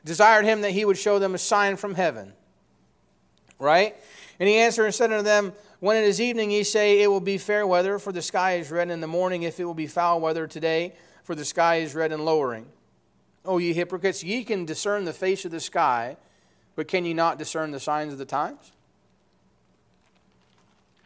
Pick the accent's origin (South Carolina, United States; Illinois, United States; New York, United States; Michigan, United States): New York, United States; I'm from New York